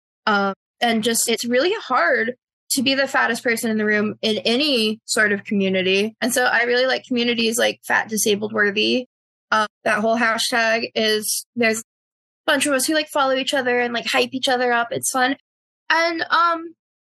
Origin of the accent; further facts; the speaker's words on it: North Carolina, United States; I'm from North Carolina.